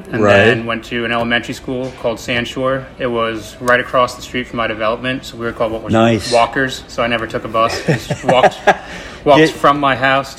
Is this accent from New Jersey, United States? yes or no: yes; Mount Olive, New Jersey, United States; also born or lived in Dover, New Jersey; I was born in Dover and then lived there for about 3 years and then moved to Mount Olive with my family.